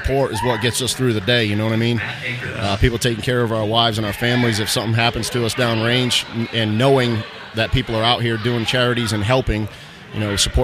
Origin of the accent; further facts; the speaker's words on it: Massachusetts, United States; I grew up in Massachusetts, joined the Marine Corps in January 93